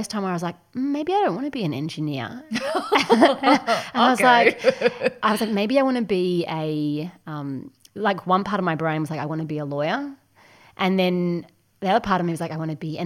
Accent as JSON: {"language": "English", "town": "Ballarat", "region": "Victoria", "country": "Australia", "tie": "born or raised there", "also_born_or_lived": "Bendigo", "said": "I grew up in Bendigo and then moved quite shortly to Ballarat"}